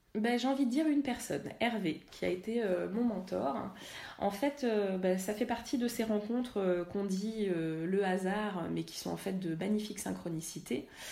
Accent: La Celle-Saint-Cloud, Île-de-France, France; j'ai grandi à la Selle Saint-Cloud

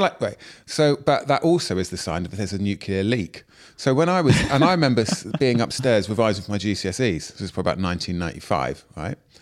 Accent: Plymouth, South West England, United Kingdom; moved away; also born or lived in Clapham / Stratford; I am from Plymouth

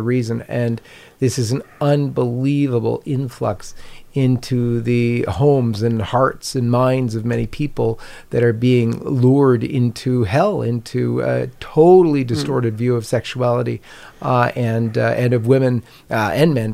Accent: Canada; I'm a Canadian

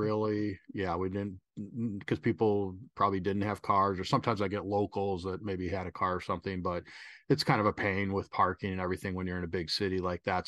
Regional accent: Chicago, Illinois, United States; moved away; also born or lived in Mexico City / Southern California; I'm, uh, originally from Chicago

